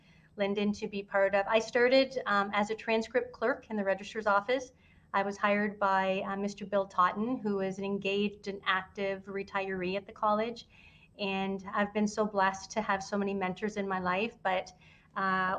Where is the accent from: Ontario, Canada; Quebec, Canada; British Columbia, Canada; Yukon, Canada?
Ontario, Canada; Windsor; I grew up in Windsor